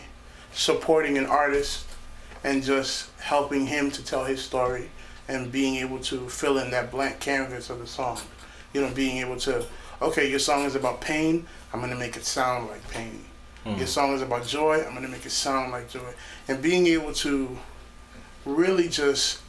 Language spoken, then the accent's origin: English; Jersey City, New Jersey, United States; I'm from Jersey City